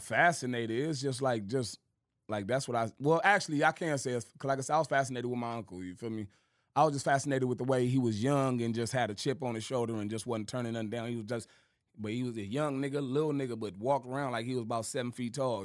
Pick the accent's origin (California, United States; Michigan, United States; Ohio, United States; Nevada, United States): California, United States; Compton; also born or lived in Moreno Valley, California; I was born in Compton, Compton, California. You feel me? That's where all my family from. You feel me? I was out there for, like I said, for the first like nine years of my life, and then I moved to uh, to the murder